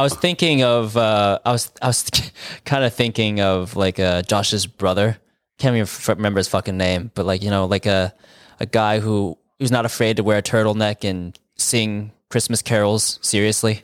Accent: California, United States; I'm from California where it never fucking rains.

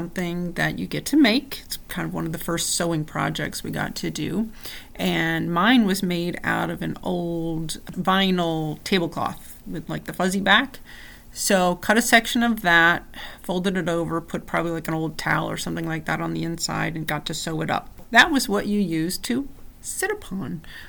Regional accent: New Jersey, United States; I grew up in a really small town in New Jersey

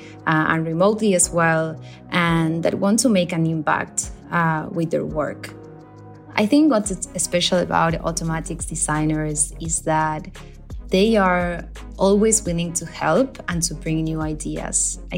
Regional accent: Buenos Aires, Argentina; now in Zagreb, Croatia; I'm from Buenos Aires, Argentina. Currently working from Zagreb, Croatia

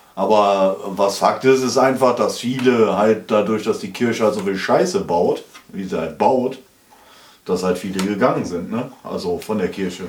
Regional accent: Schmallenberg, North Rhine-Westphalia, Germany; das war meine Heimat

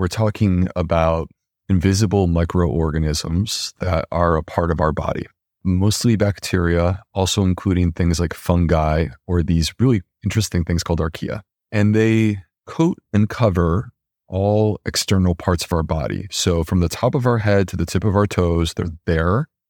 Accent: Charleston, South Carolina, United States; I was humble doctor from Charleston, South Carolina

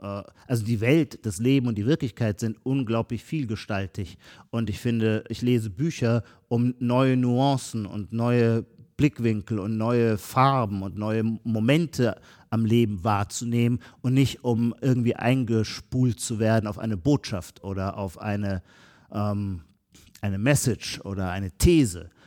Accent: Heidelberg, Baden-Württemberg, Germany; accent: Palatine (Kurpfälzisch); bei mir, wo ich herkomme, in, der, in Heidelberg, in der Kurpfalz, unser Pfälzisch ist das Gegenteil

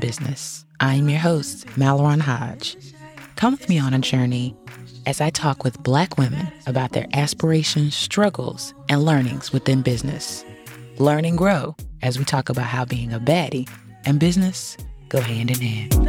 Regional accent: Bunn, North Carolina, United States; I'm from Bunn, North

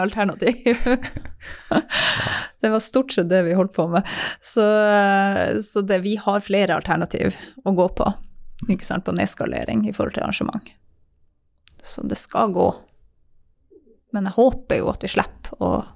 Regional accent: Tangen, Norway; Jeg vokste opp på Tangen

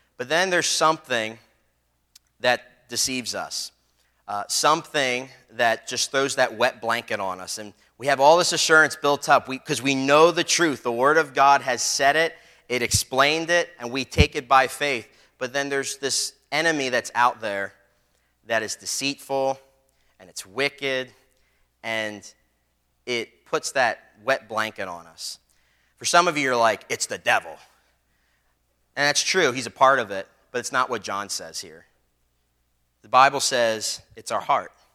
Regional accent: Philadelphia, Pennsylvania, United States; growing up in Philly on the street, there were some people that would bully me and stuff

